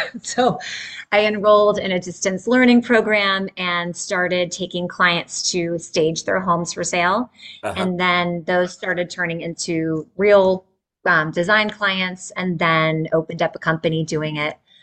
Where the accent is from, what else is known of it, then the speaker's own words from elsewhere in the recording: Northern Virginia, United States; also born or lived in Midwest; I grew up in Northern Virginia, really near where I'm at now.